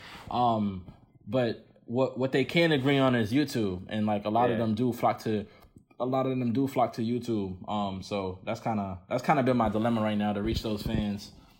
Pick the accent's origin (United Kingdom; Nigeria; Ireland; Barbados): Nigeria; and so that's what being Nigerian is for me right now.